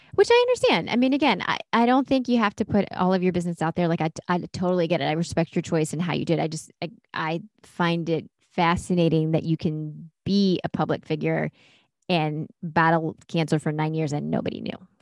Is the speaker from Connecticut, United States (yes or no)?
no; Durham, North Carolina, United States; I grew up in Durham.